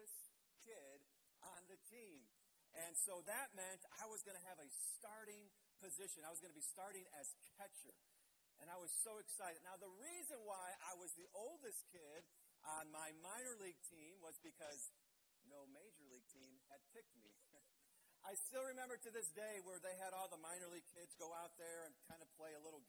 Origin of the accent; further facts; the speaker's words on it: Blue Island, Illinois, United States; my church that I grew up in Blue Island, Illinois